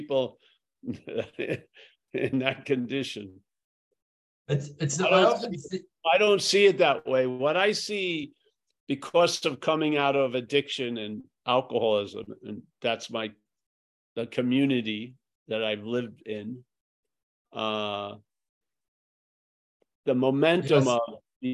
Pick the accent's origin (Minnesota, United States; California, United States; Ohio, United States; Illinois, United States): California, United States; Northern; where I grew up and back in Northern California